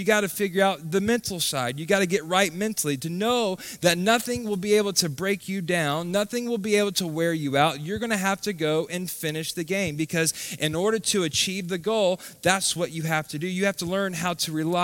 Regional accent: Tallahassee, Florida, United States; I grew up here. I went to school here. I grew up in Tallahassee

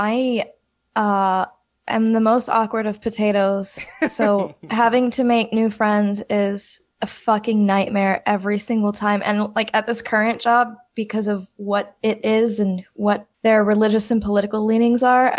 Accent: rural Texas, United States; accent: Texas; now in Austin, United States; growing up in such a small town and like in, I guess we'd call it rural Texas.

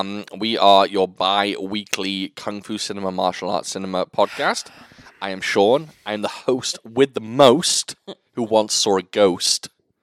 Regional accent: Wales, United Kingdom; No, I'm Welsh.

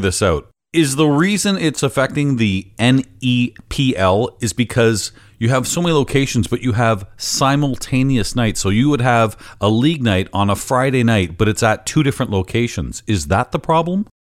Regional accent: London, Ontario, Canada; London, Ontario, where I have uh, a lot of interest in, in pinball and, and, it's my hometown

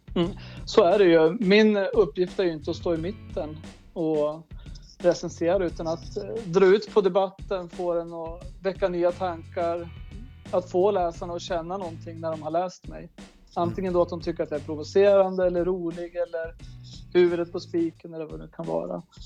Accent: Börtnan, Jämtland, Sweden; jag växte upp i Börtnan, mina föräldrar är fiskodlare

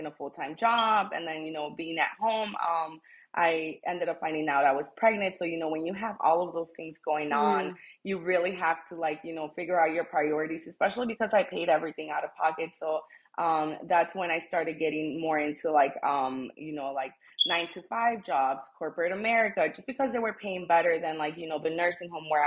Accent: Chicago, Illinois, United States; also born or lived in Taxco, Guerrero, Mexico; I was born in Mexico. I'm from Taxco, Guerrero. And I came to the United States when I was 5 years old. So I was raised here my whole life. I've lived in Chicago, you know, ever since I can remember. I grew up in the Logan Square neighborhood

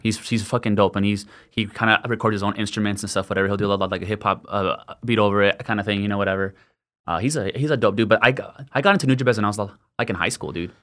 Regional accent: El Paso, Texas, United States; born and raised in El Paso, northeast El Paso my whole life, went to Parkland.

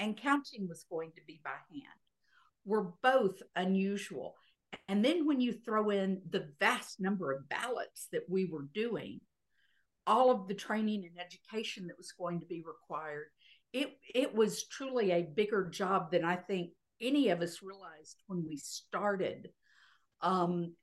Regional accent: Texas, United States; I was not a Virginian. I was a Texan. And I came in there and said, I'm a Texan

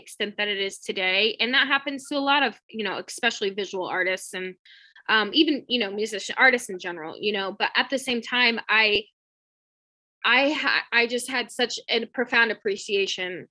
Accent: Indiana, United States; moved away; also born or lived in Tampa, Florida; Growing up in Indiana

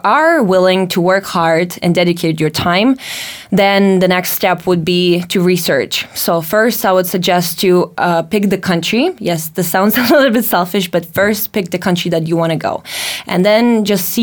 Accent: Latvia; moved away; growing up in Latvia

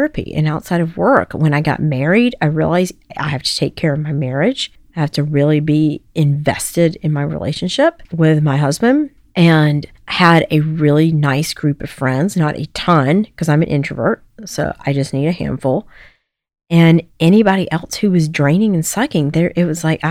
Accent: the South, United States; accent: Southern; moved away; I'm from the South

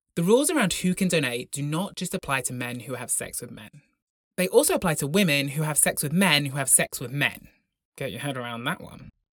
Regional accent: Broughton, Wales, United Kingdom; growing up in Broughton, the largest village in Europe

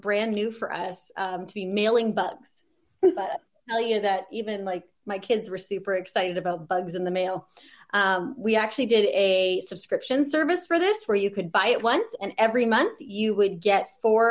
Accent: Canada; now in Oregon, United States; I'm actually from Canada originally, so that's zone three

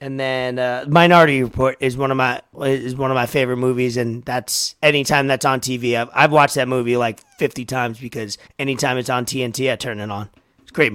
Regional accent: New York, United States; Growing up in New York

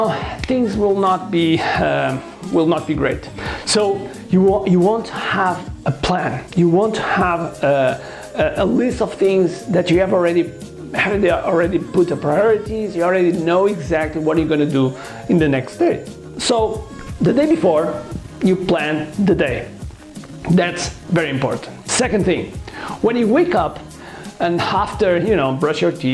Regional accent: Portugal; English is a second language; I'm from Portugal, and I consider myself as a world citizen

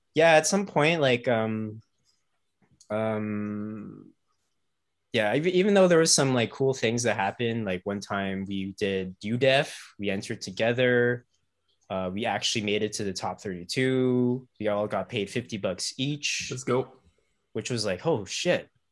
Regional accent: Ottawa, Ontario, Canada; also born or lived in Toronto / Kingston; I grew up in Ottawa

